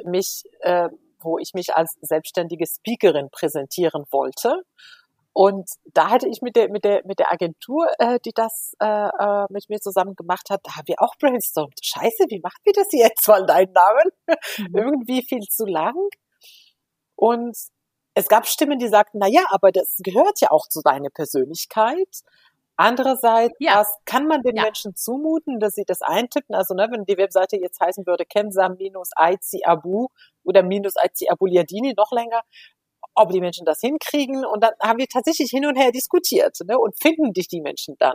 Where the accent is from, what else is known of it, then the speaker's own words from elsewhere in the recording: Morocco; first language Moroccan Arabic; German is a second language; moved away as an adult; also born or lived in Spain; ich bin ja in Marokko geboren und aufgewachsen